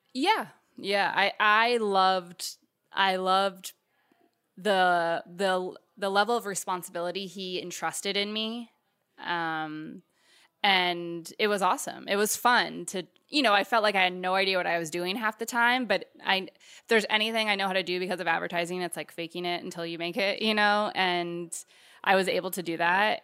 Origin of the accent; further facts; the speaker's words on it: California, United States; I'm from California